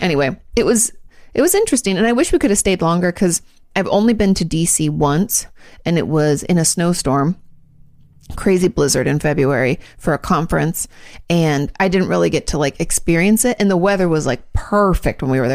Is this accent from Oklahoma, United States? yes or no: no; Washington, United States; moved away as an adult; I was from Washington